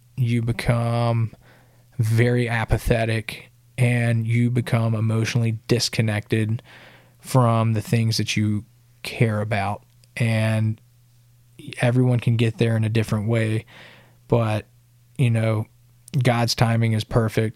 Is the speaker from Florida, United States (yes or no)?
no; Sylacauga, Alabama, United States; moved away as an adult; now in Nashville, United States; my hometown, Sylacauga